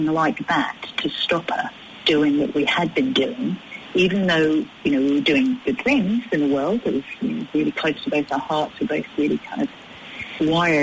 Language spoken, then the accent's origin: English; United Kingdom; moved away; me being British